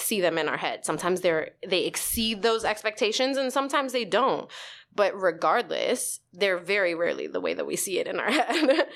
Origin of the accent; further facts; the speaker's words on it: New York City, New York, United States; also born or lived in Staten Island; I grew up in the Bronx, uh, actually across the street from the zoo